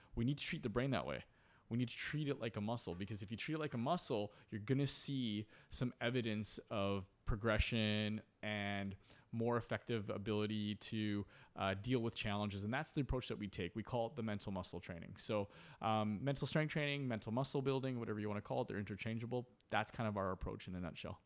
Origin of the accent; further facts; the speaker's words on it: Port Coquitlam, British Columbia, Canada; also born or lived in Vancouver; growing up, I was born in Vancouver, um, uh, at Saint Paul's Hospital, but very quickly, uh, moved to Port Coquitlam